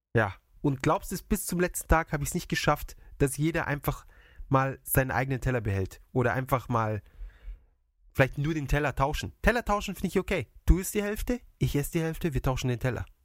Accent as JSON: {"language": "German", "country": "Germany", "moved": "yes", "lives_now": "Japan", "said": "in meiner Heimat"}